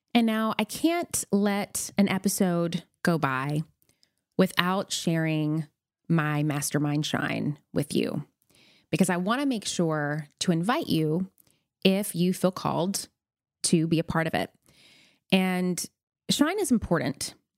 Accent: Nashville, Tennessee, United States; moved away as an adult; also born or lived in McMinnville, Tennessee / New York City; now in Los Angeles, United States; I am originally from a tea tiny town in Tennessee called McMinnville, but spent the better part of my childhood and teen years growing up in Nashville, Tennessee

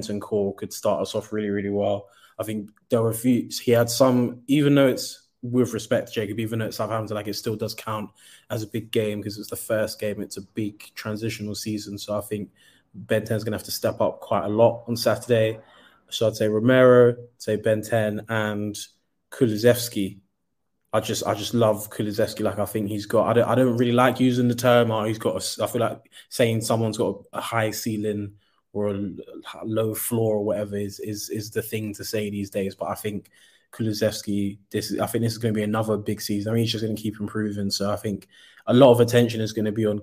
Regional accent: Nigeria; being a Nigerian

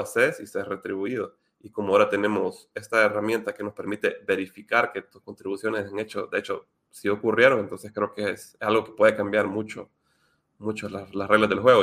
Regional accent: Honduras; yo soy de Honduras

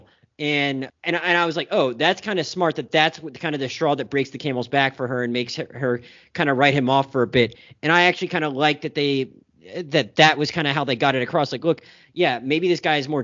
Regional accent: Florida Panhandle, United States; moved away as an adult; also born or lived in Pensacola, Florida; now in West Palm Beach, United States; I'm from the Florida Panhandle

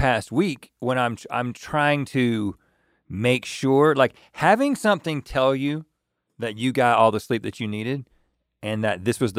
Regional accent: Colorado, United States; I'm from Colorado.

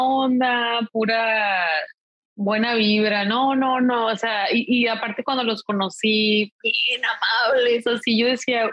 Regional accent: Mexico; yo soy mexicana

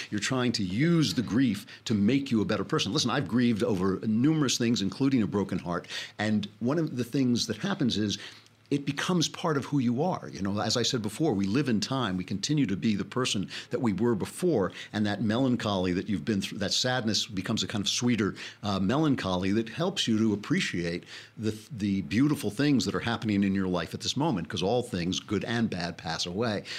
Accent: New York, United States; I'm a New Yorker

